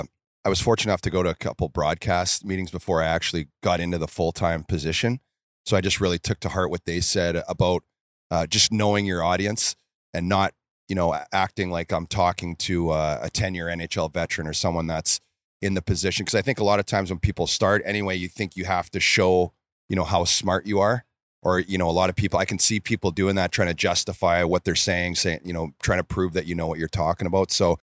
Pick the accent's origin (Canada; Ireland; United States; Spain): Canada; Red Deer, Alberta; Yeah, it was Red Deer. And just growing up